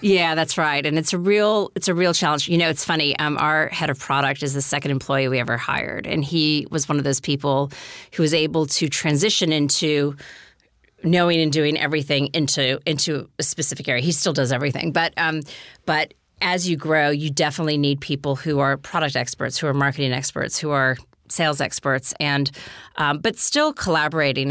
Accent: United States; moved away as an adult; also born or lived in New York; now in Australia; being American

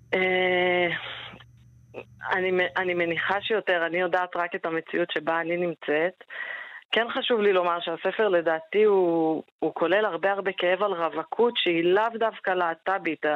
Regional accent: Jerusalem, Jerusalem District, Israel; אני ירושלמית, חגגתי השנה 40. אני חיה עם בת הזוג שלי הילה בארנונה, בירושלים

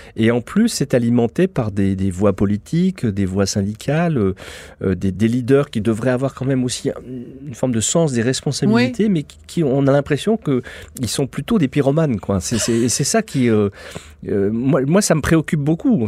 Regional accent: France

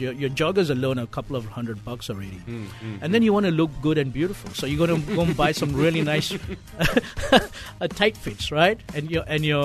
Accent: Malaysia; moved away as an adult; also born or lived in Australia; as a Malaysian

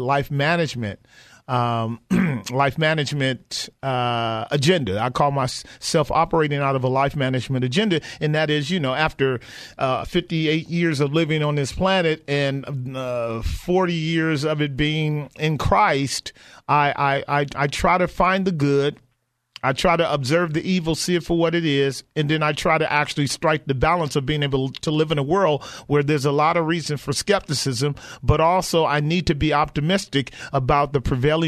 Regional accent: Bay Area, California, United States; did you grow up in the Bay Area here like I did

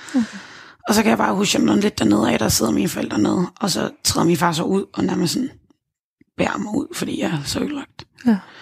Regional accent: Gilleleje, Capital Region of Denmark, Denmark; moved away as an adult; Gilleleje, hvor mine forældre bor. Hjem i, de, i mit barndomshjem

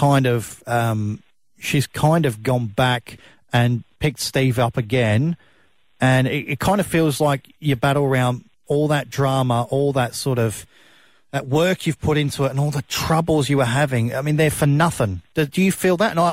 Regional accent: South Australia, Australia; where I grew up in South Australia

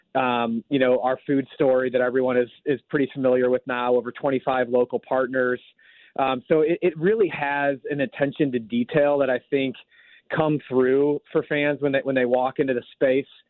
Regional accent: St. Louis, Missouri, United States; born and raised in St. Louis

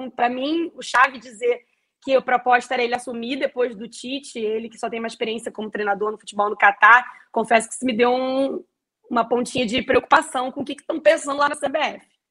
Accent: Brazil; eu sou brasileiro com muito orgulho e com muito amor.

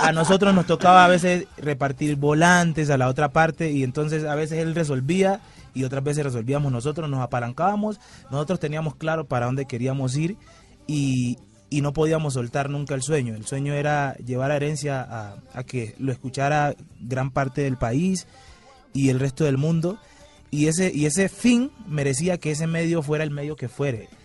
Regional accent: Timbiquí, Cauca, Colombia; now in Cali, Colombia

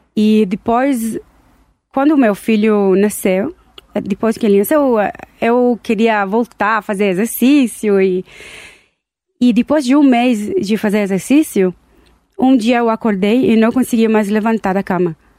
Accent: Tel Aviv, Tel Aviv District, Israel; Portuguese is a second language; moved away as an adult; now in Brazil; Eu nasci em Israel, Tel Aviv, e cheguei aqui no Brasil 13 anos atrás

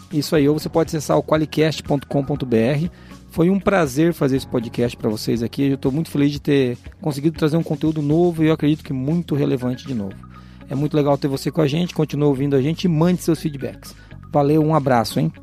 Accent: Foz do Iguaçu, Paraná, Brazil; accent: caipira; Eu sou de Foz do Iguaçu

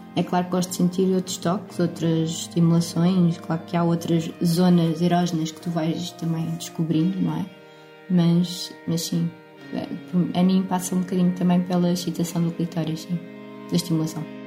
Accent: Lisbon, Portugal; sou de Lisboa

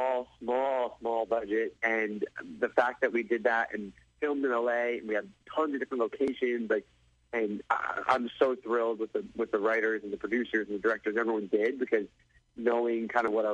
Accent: Wood-Ridge, New Jersey, United States; also born or lived in Los Angeles, California; now in Scottsdale, United States; I'm from Woodridge, New Jersey

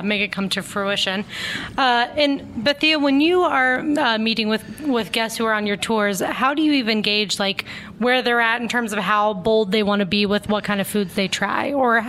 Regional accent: Midwest, United States; now in Columbus, United States; growing up as a basic white girl in Midwest

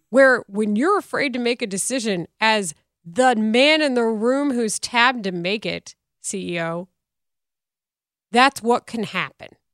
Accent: Texas, United States; moved away; my hometown at the time probably had a third of the residents it does now

